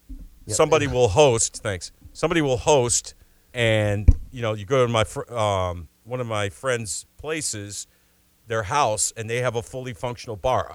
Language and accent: English; New York, United States; moved away; Back home to New York.